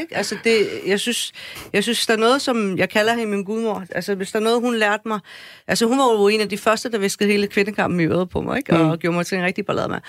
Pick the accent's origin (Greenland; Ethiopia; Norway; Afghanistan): Afghanistan; now in Denmark; Jeg er fra mm. Afghanistan.